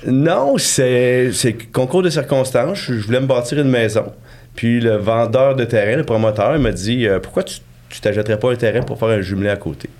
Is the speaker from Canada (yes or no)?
yes; Victoriaville, Quebec, Canada; moved away; also born or lived in Sherbrooke; moi je suis de Victoriaville en fait, je suis natif de là.